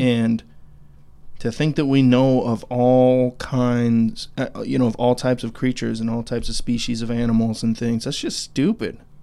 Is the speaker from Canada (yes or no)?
no; Idaho, United States; now in Clarksville, United States; we live here in Tennessee, Clarksville, Tennessee. Um, but we're both from Idaho.